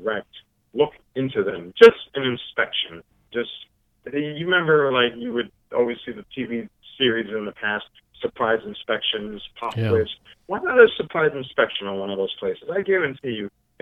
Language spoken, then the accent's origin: English; New York City, New York, United States; I'm a New Yorker